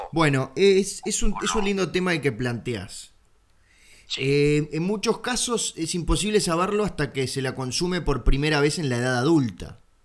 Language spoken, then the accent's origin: Spanish; Uruguay; soy el uruguayo ganso que se pasa mirando canales argentinos